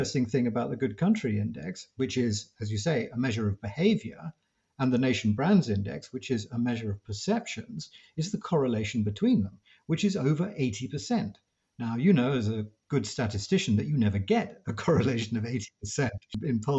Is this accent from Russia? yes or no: no; United Kingdom